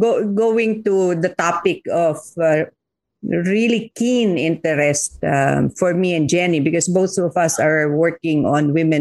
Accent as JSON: {"language": "English", "country": "Philippines", "said": "And I'm from D. I'm from Olosulu."}